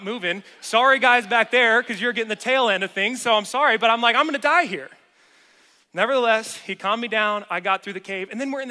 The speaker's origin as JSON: {"language": "English", "region": "the South", "country": "United States", "tie": "born or raised there", "moved": "yes", "said": "I'm from the South"}